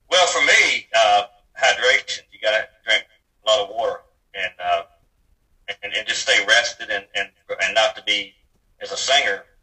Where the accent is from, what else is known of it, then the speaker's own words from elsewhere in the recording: Virginia, United States; raised in Virginia